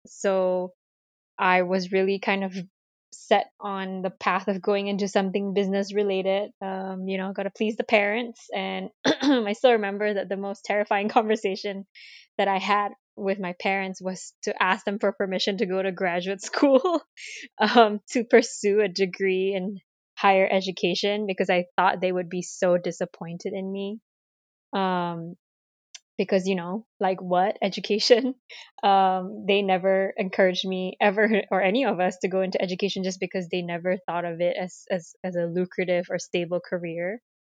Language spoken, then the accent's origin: English; Malaysia; moved away as an adult; now in United States; growing up in Malaysia, I'm ethnically Chinese